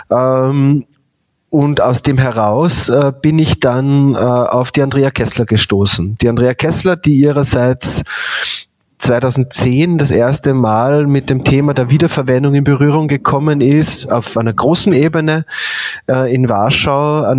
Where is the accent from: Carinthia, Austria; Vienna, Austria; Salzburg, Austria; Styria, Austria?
Salzburg, Austria; Bad Gastein; ich komme aber aus den Bergen, also aus Bad Gastein.